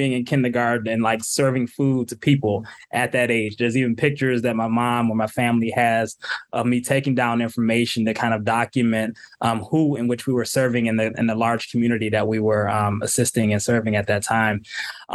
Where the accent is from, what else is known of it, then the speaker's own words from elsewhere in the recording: Southfield, Michigan, United States; also born or lived in Royal Oak, Michigan / Detroit, Michigan; I grew up in Southfield